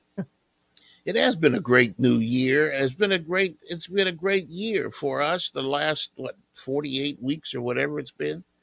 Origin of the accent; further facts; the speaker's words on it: Southern California, United States; I'm from Southern California, and I, I went to Irwindale regularly